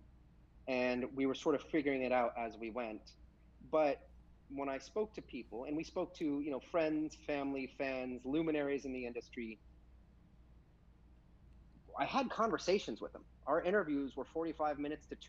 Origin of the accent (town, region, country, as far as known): United States